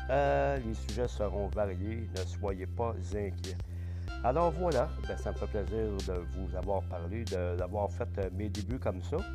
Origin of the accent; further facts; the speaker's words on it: Quebec, Canada; mon Québec natal où je suis donc, vous avez bien deviné, je suis québécois, peu, peu, peu, vraiment d'ici, d'ici.